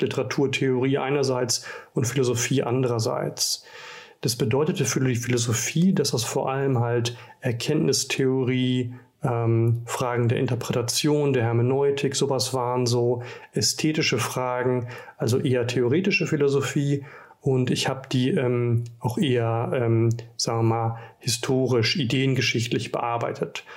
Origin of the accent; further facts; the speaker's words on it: Rhineland, Germany; moved away as an adult; ich komme aus dem Rheinland